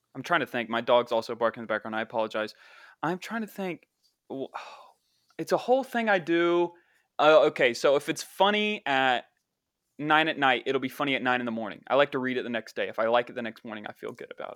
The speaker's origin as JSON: {"language": "English", "area": "the town in Dark Waters", "region": "West Virginia", "country": "United States", "tie": "born or raised there", "said": "That's my hometown"}